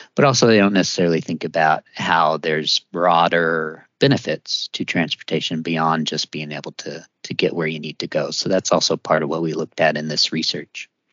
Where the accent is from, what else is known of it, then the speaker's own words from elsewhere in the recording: Missouri, United States; I grew up in Missouri